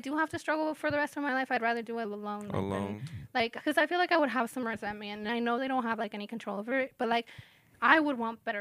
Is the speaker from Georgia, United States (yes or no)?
no; Greeley, Colorado, United States; I'm from Greeley